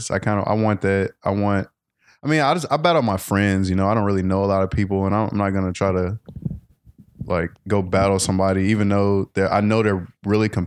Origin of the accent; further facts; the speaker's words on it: Memphis, Tennessee, United States; because, you know, I'm from Memphis, I'm from the South